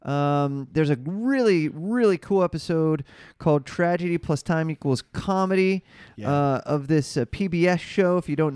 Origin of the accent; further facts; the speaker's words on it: Cleveland, Ohio, United States; I don't know if you're a Yankee fan, but I grew up in Cleveland, and ironically, a Cubs fan.